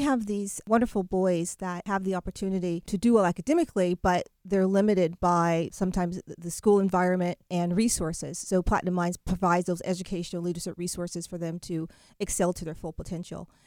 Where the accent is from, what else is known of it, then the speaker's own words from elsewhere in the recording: Chester, New Jersey, United States; I'm from Chester, New Jersey